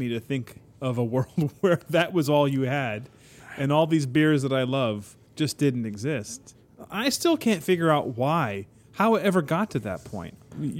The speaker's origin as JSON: {"language": "English", "town": "Geneva", "region": "Illinois", "country": "United States", "tie": "born or raised there", "also_born_or_lived": "Washington, D.C.", "said": "when I was 11 and we moved from Washington, D.C. to Geneva, Illinois, where, you know, Ed and I grew up."}